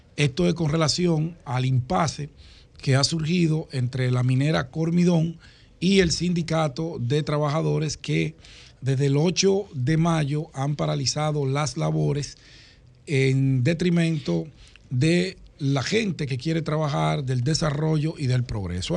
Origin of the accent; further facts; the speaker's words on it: Santo Domingo, Distrito Nacional, Dominican Republic; cerca de donde yo nací, en Cristo Rey